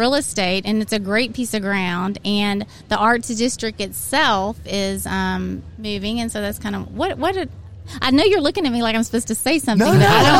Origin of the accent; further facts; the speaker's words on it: Marietta, Oklahoma, United States; I do have deep roots in Oklahoma. I was born and raised in Marietta, Oklahoma. My granny lived in Medill. So Medill, Kingston, Durant was my stomping grounds. I spent my summers at Lake Murray and Lake Texoma.